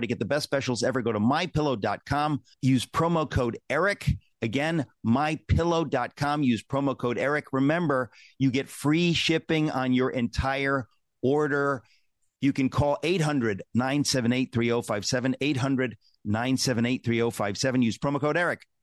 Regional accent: New York, United States; I'm a New Yorker

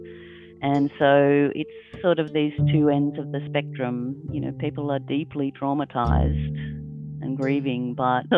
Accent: Lismore, New South Wales, Australia; also born or lived in Tasmania; now in Lismore, Australia; I am one of the curators at Lismore Regional Gallery. I was born in Lismore

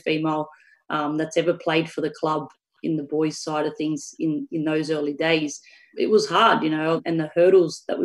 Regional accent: Australia

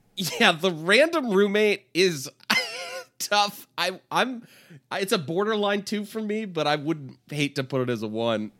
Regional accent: Bay Area, California, United States; I'm from the Bay Area

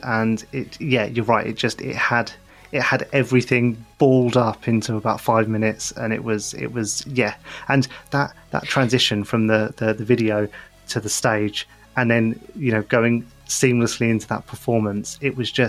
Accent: United Kingdom; I'm British

